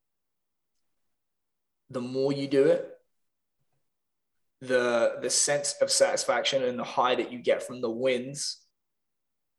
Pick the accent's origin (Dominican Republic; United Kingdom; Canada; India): United Kingdom; Northampton, East Midlands; moved away as an adult; also born or lived in London; my hometown, Northampton